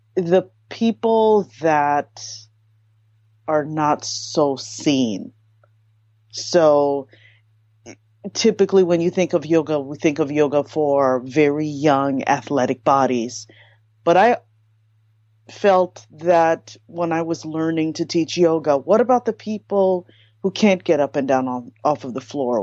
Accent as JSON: {"language": "English", "country": "United States", "tie": "born or raised there", "said": "my parents are Haitian immigrants. So I was born in America, firstborn"}